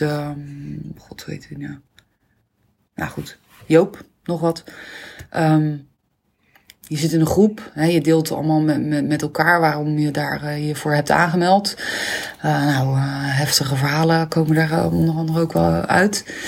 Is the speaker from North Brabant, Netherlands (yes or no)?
no; Rockanje, South Holland, Netherlands; opgegroeid in Rokanje. Een heel kneuterig dorpje onder Rotterdam